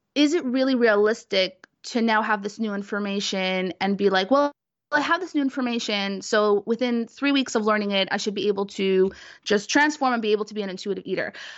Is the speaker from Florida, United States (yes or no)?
no; New York City, New York, United States; I'm from Brooklyn, New York